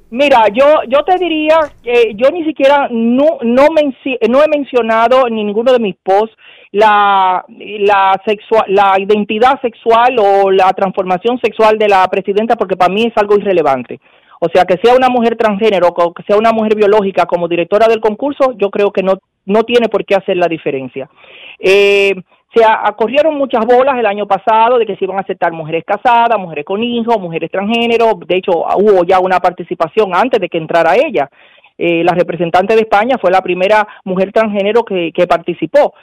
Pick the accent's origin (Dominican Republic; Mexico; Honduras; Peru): Dominican Republic; somos dominicanos